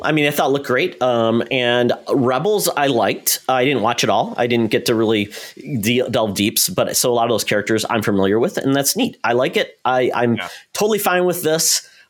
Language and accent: English; Indiana, United States; Indiana. I'm from Indiana.